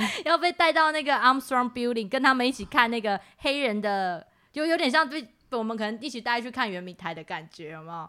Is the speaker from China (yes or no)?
no; Taiwan; 我们可以自称我们是原住民排湾族嘛